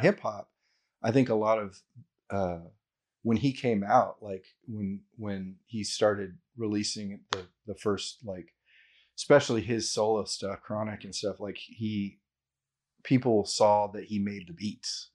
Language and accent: English; Houston, Texas, United States; all of us Houstonians that are, like, that are entrepreneurs